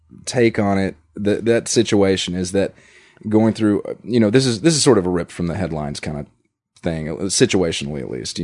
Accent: the South, United States; Yeah, growing up in the South, by and large, and I went to public school

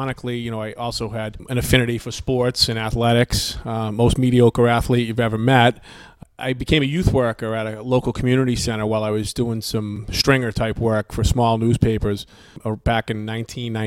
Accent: Boston, Massachusetts, United States; now in Westwood, United States; my children are from Westwood. I'm from Hyde Park.

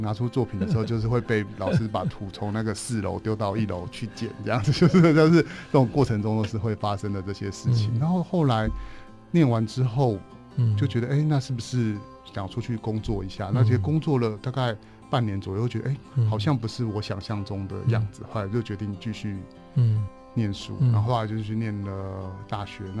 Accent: Taipei, Taiwan; 我在台北，

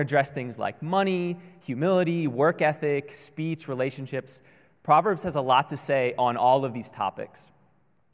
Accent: Baltimore, Maryland, United States; moved away as an adult; now in Honolulu, United States; we're originally from Maryland, from the Baltimore area, all the way on the East Coast.

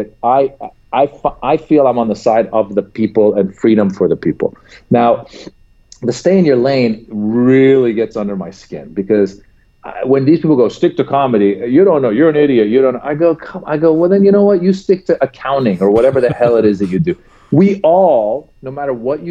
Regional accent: United States; as an American

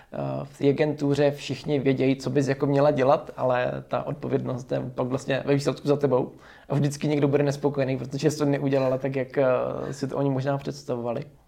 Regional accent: Zubří, Zlín Region, Czechia; já jsem byl ze Zubří

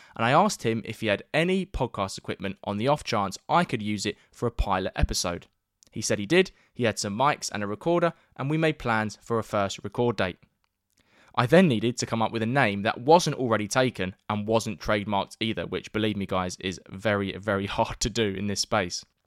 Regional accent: London, United Kingdom; my hometown of North East London

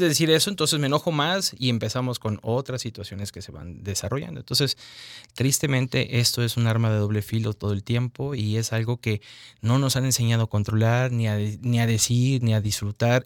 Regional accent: Mexico; nos enseñan como al mexicano a obedecer

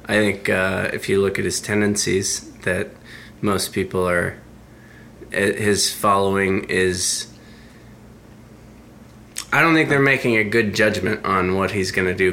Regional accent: Alaska, United States; now in Seattle, United States; I'm from Alaska.

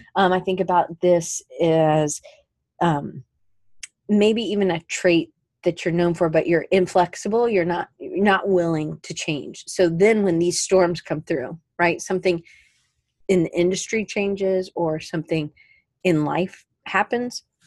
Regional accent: Atlanta, Georgia, United States; moved away; also born or lived in Colorado; growing up in Atlanta

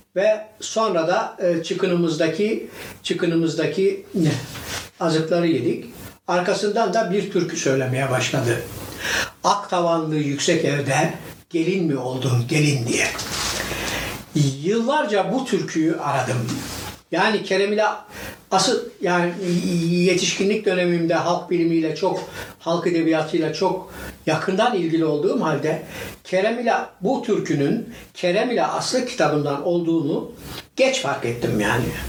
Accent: Divriği, Sivas Province, Turkey; now in Istanbul, Turkey; Divriğinin Kırkgöz köyünde doğmuşum.

